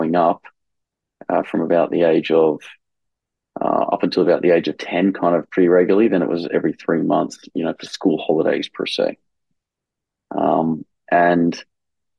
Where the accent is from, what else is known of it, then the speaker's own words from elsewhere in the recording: Campbelltown, New South Wales, Australia; now in Rome, Italy; I was born in Campbelltown, Australia, which was an area of Sydney